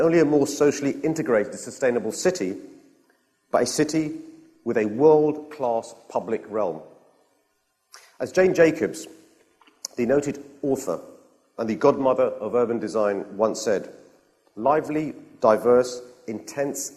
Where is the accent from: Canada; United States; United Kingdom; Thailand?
United Kingdom; London; I'm a Londoner, born and bred